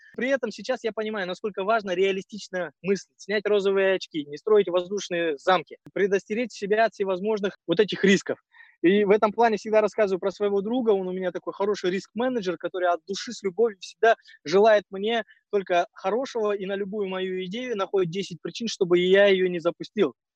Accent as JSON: {"language": "Russian", "country": "Kazakhstan", "said": "мы казахи"}